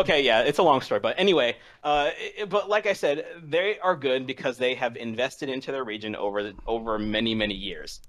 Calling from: Washington, District of Columbia, United States; calling from, uh, Washington, D C.

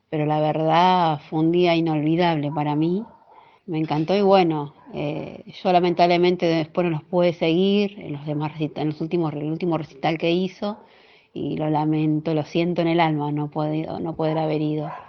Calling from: Becar, Buenos Aires, Argentina; de Becar

